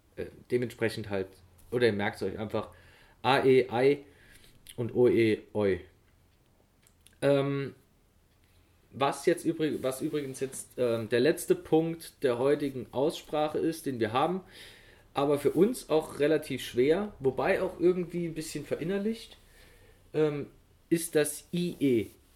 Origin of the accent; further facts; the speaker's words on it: Germany; für uns Deutsche